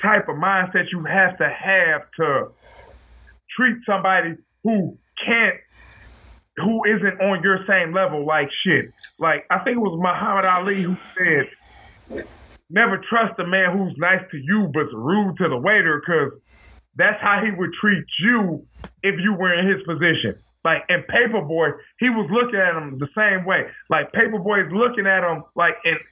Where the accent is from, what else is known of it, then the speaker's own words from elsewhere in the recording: Detroit, Michigan, United States; also born or lived in Farmington Hills, Michigan; We both from Detroit